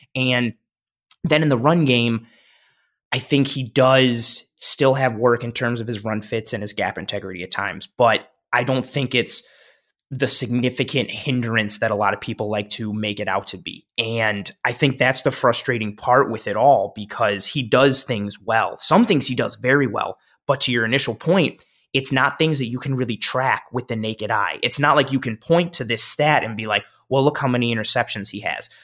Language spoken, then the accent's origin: English; Buffalo, New York, United States; moved away as an adult; I moved back to Buffalo December